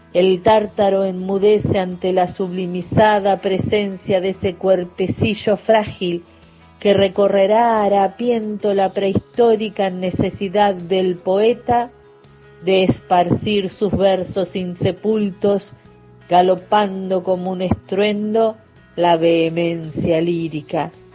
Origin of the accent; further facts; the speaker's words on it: Chasicó, Buenos Aires Province, Argentina; Nací en Chacicó, un pueblito, una zona rural cerca de Bahía Blanca